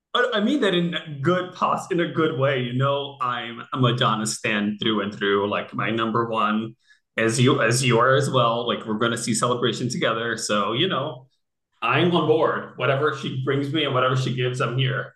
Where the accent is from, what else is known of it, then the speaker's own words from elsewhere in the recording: Rio de Janeiro, Brazil; also born or lived in San Francisco / New York; now in Los Angeles, United States; I'm from Rio